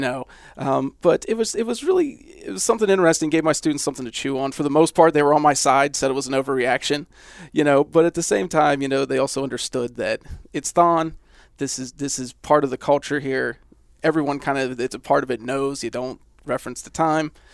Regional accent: Johnstown, Pennsylvania, United States; also born or lived in Indiana, Pennsylvania; I grew up near Johnstown

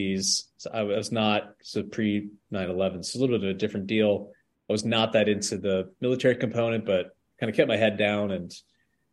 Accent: northeast of Albany, on the Vermont border, New York, United States; northeast of Albany, New York, right on the Vermont border. And so it was very, very small place and very rural

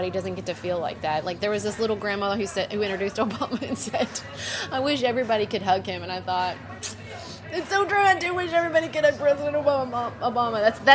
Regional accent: United States; being American

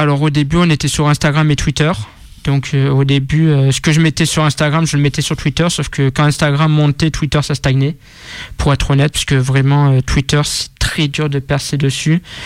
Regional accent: Marseille, Provence-Alpes-Côte d'Azur, France; moved away as an adult; now in Lyon, France; je suis né à Marseille, dans le 12e, et j'habite sur Lyon depuis août 2019.

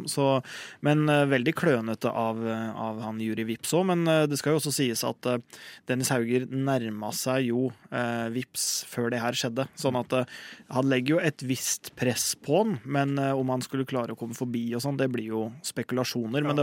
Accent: Norway

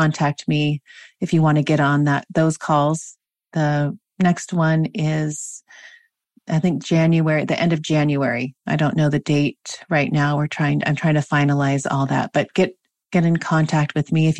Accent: Washington, United States; moved away; my home state of Washington

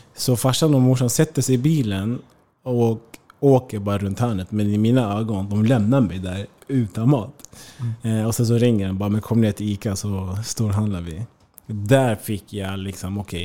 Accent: Märsta, Stockholm County, Sweden; moved away as an adult; also born or lived in Eskilstuna / Germany / Spain; hemma i Märsta

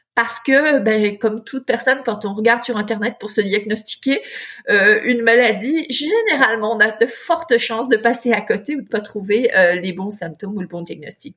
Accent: France; moved away as an adult; also born or lived in Chicago, United States; now in Quebec, Canada; je suis euh, née en France

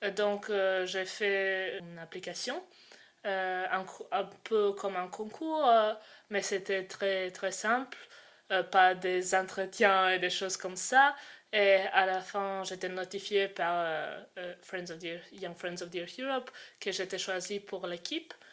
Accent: Croatia; moved away; j'ai 20 ans et je viens de Croatie

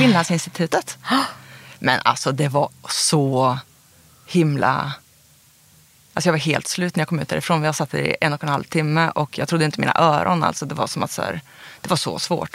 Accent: Karlstad, Värmland, Sweden; moved away; also born or lived in Uppsala; i det huset där, ett av de husen då där jag växte upp

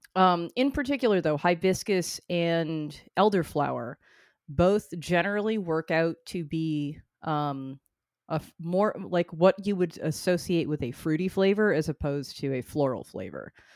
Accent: North Shore, Massachusetts, United States; I come from the North Shore

